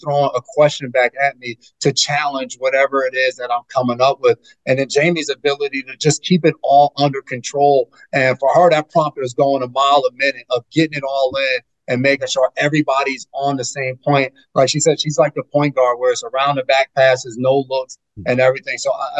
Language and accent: English; New York, United States; I blame my mom for settling down here in the Northeast in New York.